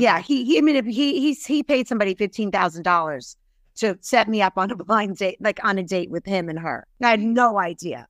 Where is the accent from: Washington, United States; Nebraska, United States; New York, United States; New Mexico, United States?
New York, United States; Brooklyn; also born or lived in England; I was raised in Brooklyn, really by a single mom